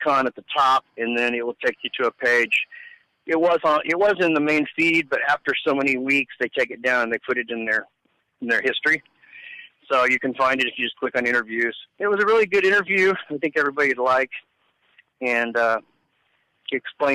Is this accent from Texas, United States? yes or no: no; Kansas City, Missouri, United States; moved away as an adult; now in Cadillac, United States; I was born and raised in Kansas City